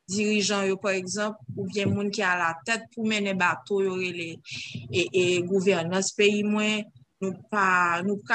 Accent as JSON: {"language": "French", "country": "Haiti", "said": "ça m'a senti en tant qu'haïtienne"}